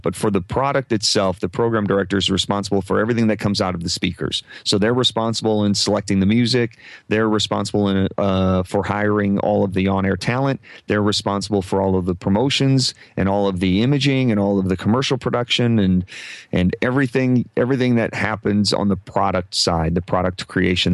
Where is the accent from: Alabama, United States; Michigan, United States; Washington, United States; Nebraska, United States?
Nebraska, United States; Omaha; I grew up in Omaha